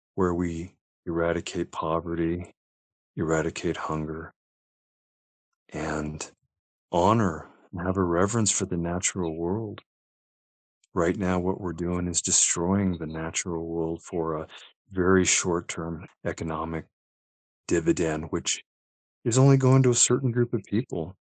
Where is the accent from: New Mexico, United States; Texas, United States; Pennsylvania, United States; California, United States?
New Mexico, United States; Las Cruces; also born or lived in Albuquerque, New Mexico; I grew up in a town called Las Cruces